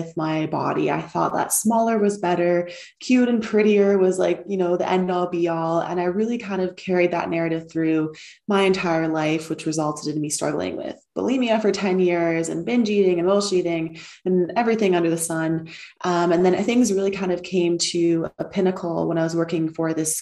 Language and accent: English; outside of Toronto, Ontario, Canada; moved away as an adult; also born or lived in Pennsylvania, United States / Bali, Indonesia; now in Lisbon, Portugal; I am Canadian. I grew up outside of Toronto in a very small town.